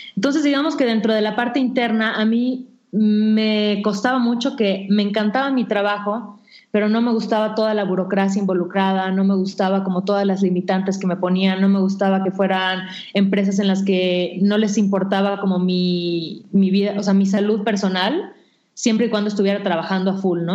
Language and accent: Spanish; Mérida, Yucatán, Mexico; moved away as an adult; now in Mexico City, Mexico; me mudé a la Ciudad de México, porque yo soy de Mérida